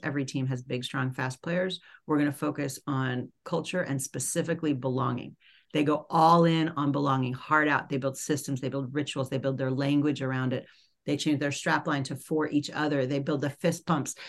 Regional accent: New York City, New York, United States; I grew up in New York City in Manhattan

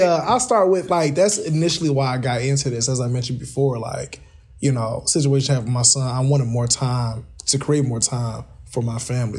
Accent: Kankakee, Illinois, United States; also born or lived in Northwest Indiana; here in my hometown

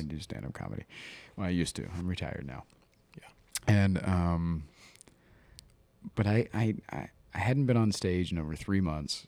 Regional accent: Ohio, United States; I'm from Ohio

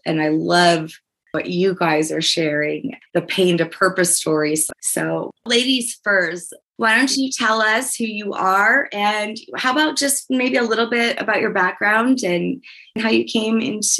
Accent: New Orleans, Louisiana, United States; now in Aurora, United States; I'm originally from New Orleans. I'm Louisiana.

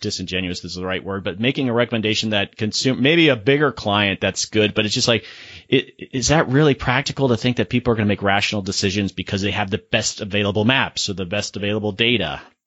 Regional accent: Florida, United States; I'm, I'm from Florida

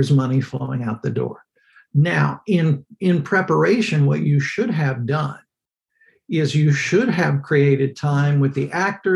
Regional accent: Texas, United States; I grew up in Texas

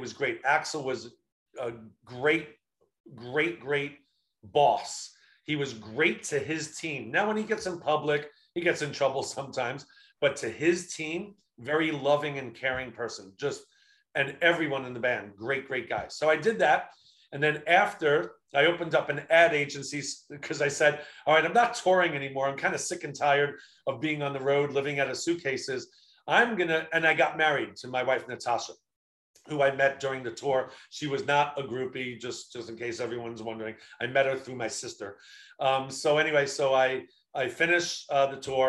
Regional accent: Long Island, New York, United States; also born or lived in Queens, New York; I go back to New York because I'm from Long Island, New York

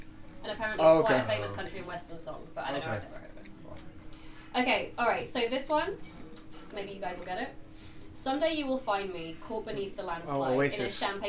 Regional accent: England, United Kingdom; moved away; as an English person

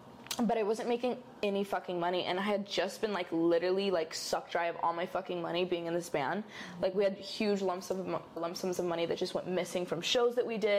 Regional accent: Chula Vista, California, United States; moved away as an adult; now in Los Angeles, United States; I grew up in Chula Vista, San Diego. So it's pretty close to like the border. You know, it's like pretty deep San Diego.

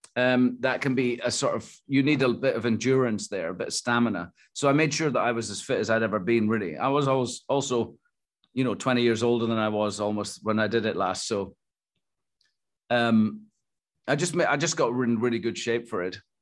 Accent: Scotland, United Kingdom; I'm Scottish

